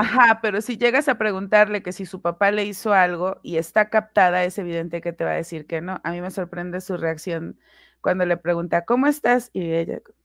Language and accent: Spanish; Puebla, Mexico; soy originaria de Puebla